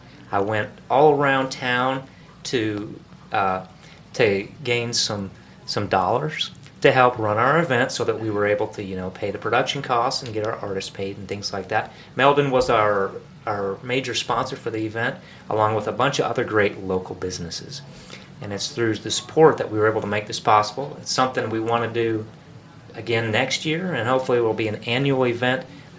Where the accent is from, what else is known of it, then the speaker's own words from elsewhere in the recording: Brookings, South Dakota, United States; also born or lived in Dallas, Texas / Minnesota; now in Gainesville, United States; I grew up in South Dakota, but I'm from Dallas.